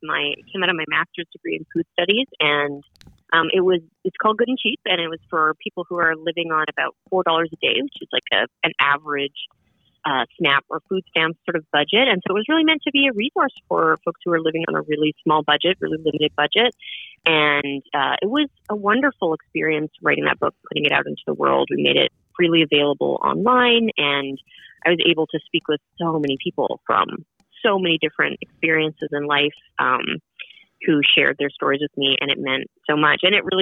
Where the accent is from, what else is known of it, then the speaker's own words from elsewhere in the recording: Edmonton, Alberta, Canada; now in Brooklyn, United States; I'm from Edmonton, which is way out west.